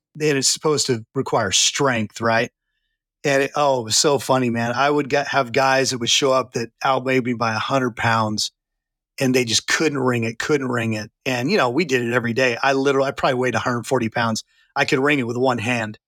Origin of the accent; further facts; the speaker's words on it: Santa Clarita, California, United States; moved away as an adult; also born or lived in Redding, California; now in Texas, United States; I'm actually from California. I was born and raised in what's now called Santa Clarita